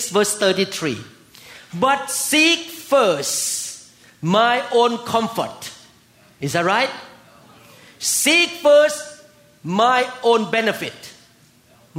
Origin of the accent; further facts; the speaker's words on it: Thailand; now in United States; I came from Thailand